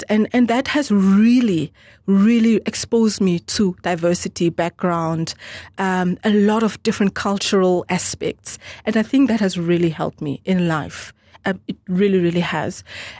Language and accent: English; Namibia; English is a second language; also born or lived in Angola / Germany; So I'm purely Namibian, born by a Namibian mum and Namibian father, but I was born in Angola. I was born in Angola, and but I was there just for about 9 months.